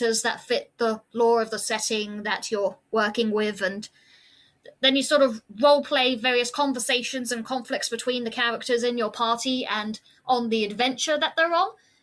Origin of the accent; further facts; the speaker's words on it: Suffolk, East of England, United Kingdom; I'm from Suffolk